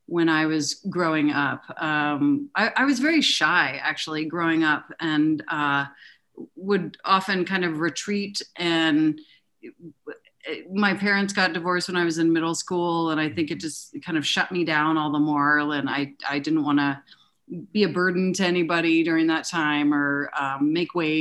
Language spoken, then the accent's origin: English; Denver, Colorado, United States; I grew up in Denver